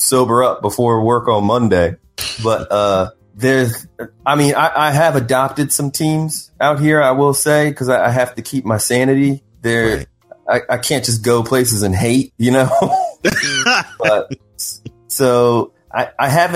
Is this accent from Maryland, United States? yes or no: yes; Columbia, Maryland, United States; moved away as an adult; also born or lived in Washington, D.C.; now in Los Angeles, United States; growing up in Columbia. It's a planned community in Maryland